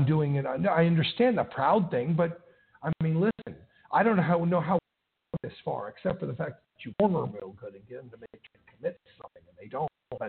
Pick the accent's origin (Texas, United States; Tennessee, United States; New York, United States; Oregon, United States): Tennessee, United States; the most friendliest one that I've had happens to be my home state, Tennessee.